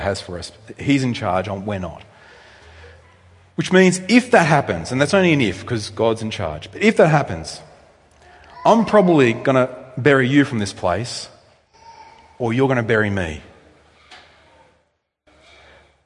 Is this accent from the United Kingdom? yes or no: no; Australia; I'm an Australian male